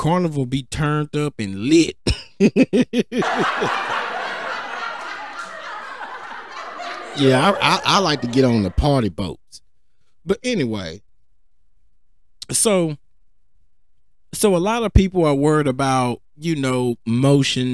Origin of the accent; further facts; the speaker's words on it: Cedar Hill, Texas, United States; I'm from Cedar Hill.